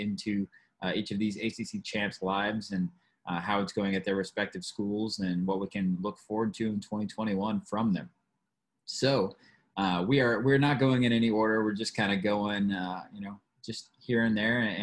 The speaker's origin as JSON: {"language": "English", "region": "Georgia", "country": "United States", "moved": "yes", "said": "I'm from Georgia, and everywhere in Georgia, like, deer hunting is, like, the thing"}